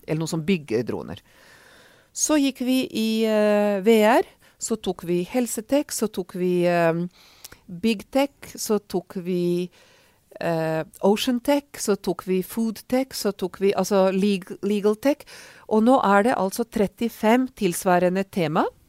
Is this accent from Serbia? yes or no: yes; Serbia; Norwegian is a second language; also born or lived in Oslo, Norway / Oxford, United Kingdom; now in Norway; jeg er ungarsk, men har vokst opp i Serbia, eller Jugoslavia som det var den gang